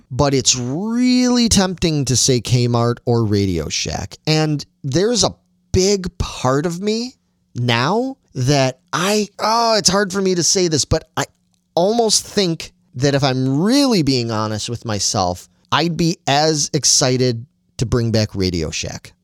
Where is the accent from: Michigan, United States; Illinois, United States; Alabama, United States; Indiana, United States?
Illinois, United States; Chicago; I grew up in Chicago and, and a, in a very football household